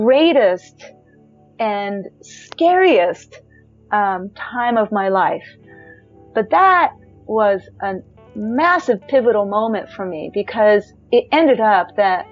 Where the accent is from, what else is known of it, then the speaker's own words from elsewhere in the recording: United States; moved away as an adult; also born or lived in Japan; growing up in America